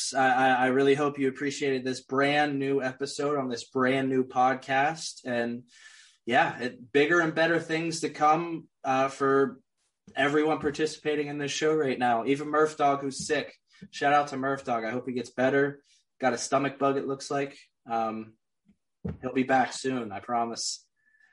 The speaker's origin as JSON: {"language": "English", "town": "Pittsburgh", "region": "Pennsylvania", "country": "United States", "tie": "born or raised there", "said": "I'm from Pittsburgh, man. I'm homegrown Pittsburgh"}